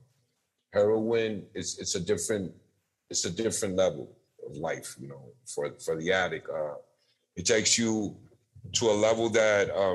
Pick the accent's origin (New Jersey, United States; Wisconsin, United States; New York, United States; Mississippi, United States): New York, United States; New York City; moved away; also born or lived in Puerto Rico; I grew up in New York City